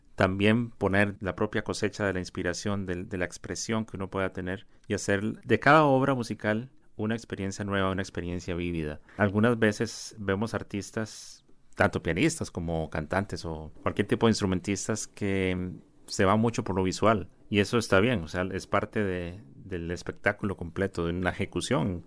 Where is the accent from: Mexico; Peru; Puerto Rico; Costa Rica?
Costa Rica; como costarricenses